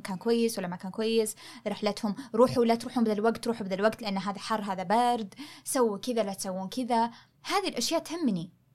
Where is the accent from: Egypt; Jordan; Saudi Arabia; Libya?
Saudi Arabia; احنا كشعب سعودي